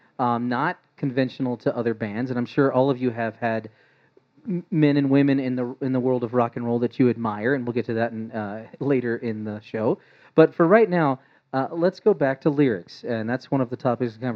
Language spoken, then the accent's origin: English; East Coast, United States; now in Denver, United States; I'm from the East Coast.